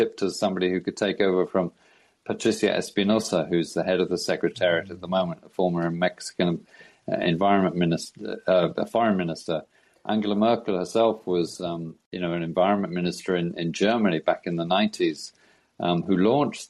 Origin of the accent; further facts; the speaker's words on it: United Kingdom; I'm from Britain